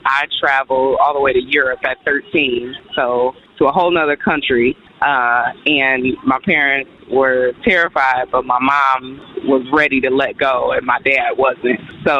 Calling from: Michigan, United States; calling from Michigan.

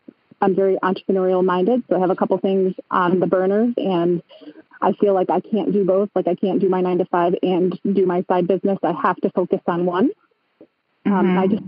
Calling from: Cooperstown, New York, United States; I'm calling from Cooperstown in upstate New York.

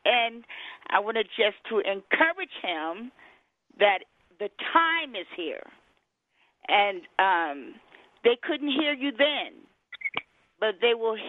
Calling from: Colorado Springs, Colorado, United States; I'm calling from Colorado Springs, Colorado.

